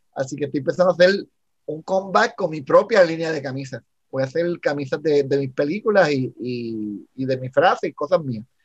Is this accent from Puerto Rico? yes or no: yes; Puerto Rico; soy un, puertorriqueño